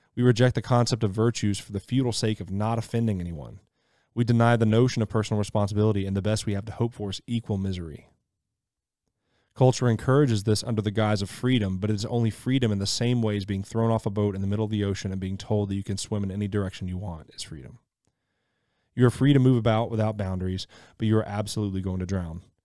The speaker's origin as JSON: {"language": "English", "region": "Mississippi", "country": "United States", "tie": "born or raised there", "said": "I grew up in Mississippi, so wilderness was plenty"}